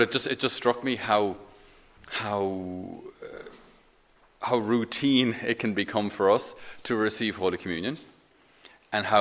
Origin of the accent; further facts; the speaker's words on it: Ireland; I'm an Irish Catholic